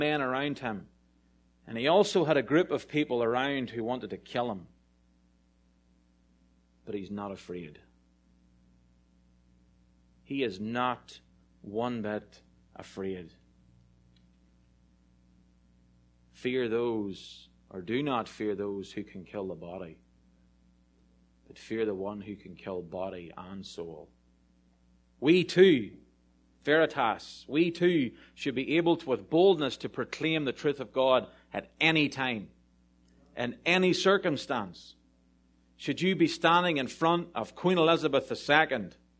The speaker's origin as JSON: {"language": "English", "country": "Ireland", "said": "I'm really Irish"}